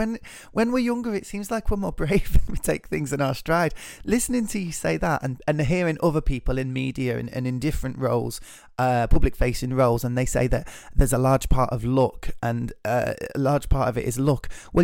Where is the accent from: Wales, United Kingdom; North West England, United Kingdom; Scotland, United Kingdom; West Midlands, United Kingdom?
Scotland, United Kingdom; I love that part of my identity is being British, is Scottish.